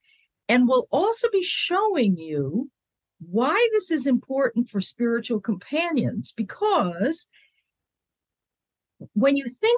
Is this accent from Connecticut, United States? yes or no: yes; Connecticut, United States; I came from Connecticut, from green meadows and hills, and thought I would always live in green.